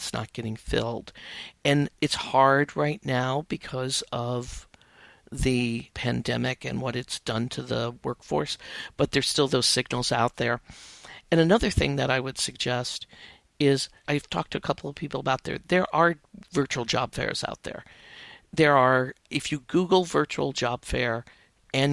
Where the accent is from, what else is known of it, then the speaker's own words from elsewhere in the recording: outside of Chicago, Illinois, United States; I grew up outside of Chicago, went to school in Chicago, and got my first writing job there